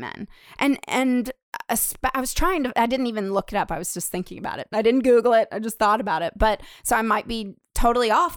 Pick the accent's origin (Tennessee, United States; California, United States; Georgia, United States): Tennessee, United States; Nashville; when I was growing up in Nashville